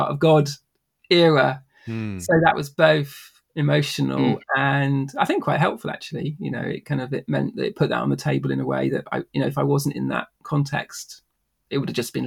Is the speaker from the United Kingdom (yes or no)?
yes; near the New Forest, South East England, United Kingdom; I grew up in the UK near the New Forest, which is kind of like southwest. That's sort of 2 hours out of London.